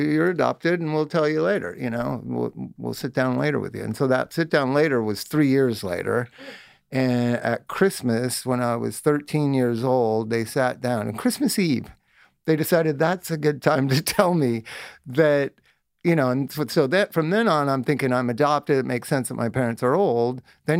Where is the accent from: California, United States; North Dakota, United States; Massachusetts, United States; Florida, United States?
California, United States; Palm Desert; Yeah, area. I grew up in Palm Desert.